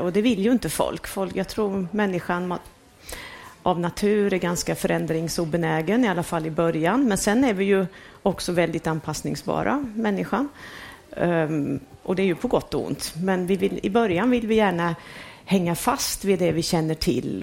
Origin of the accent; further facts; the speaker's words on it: Värmland, Sweden; moved away; jag växte ju upp på 70-talet och då var det ju riktigt kallt eh, och mycket snö kommer jag från Värmland